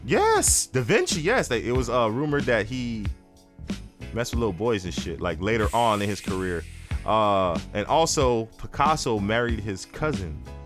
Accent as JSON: {"language": "English", "town": "Miami", "region": "Florida", "country": "United States", "said": "I'm from Miami"}